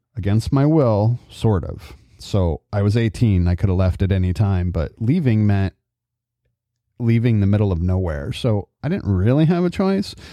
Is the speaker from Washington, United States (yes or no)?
no; California, United States; also born or lived in Adirondacks, New York; growing up in California